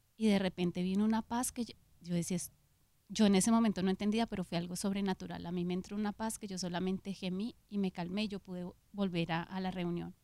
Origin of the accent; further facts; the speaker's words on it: Bogotá, Colombia; nací en Colombia, en Bogotá